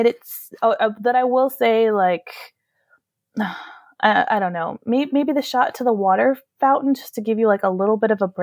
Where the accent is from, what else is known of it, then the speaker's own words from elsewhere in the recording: United States; moved away as an adult; now in Europe; I am very afraid to go back to my home country